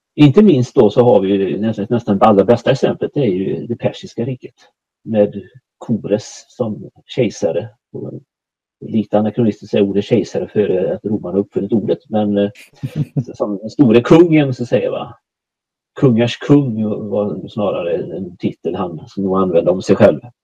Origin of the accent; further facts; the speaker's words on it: Borås, Västra Götaland, Sweden; moved away as an adult; now in Småland, Sweden; Jag är född och uppvuxen i Borås, närmare bestämt Viared utanför Borås.